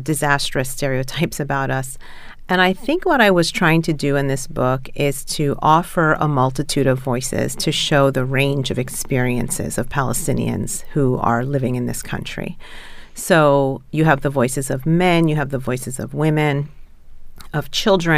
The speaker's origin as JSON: {"language": "English", "town": "Philadelphia", "region": "Pennsylvania", "country": "United States", "tie": "born or raised there", "moved": "as an adult", "lives_now": "Baltimore, United States", "said": "I grew up in Philadelphia"}